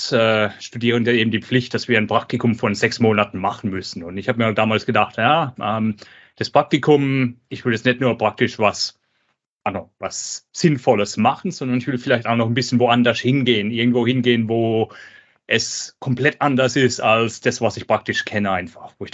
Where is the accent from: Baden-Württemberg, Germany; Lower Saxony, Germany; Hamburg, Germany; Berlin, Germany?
Baden-Württemberg, Germany; Also ich bin in der Nähe von Karlsruhe aufgewachsen